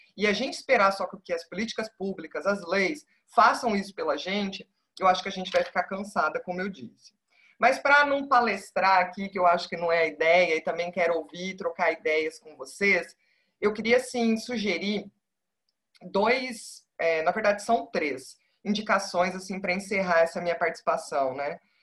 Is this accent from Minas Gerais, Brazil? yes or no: no; Paraná, Brazil; moved away as an adult; now in Sergipe, Brazil; eu sou do Paraná, eu não sou de Sergipe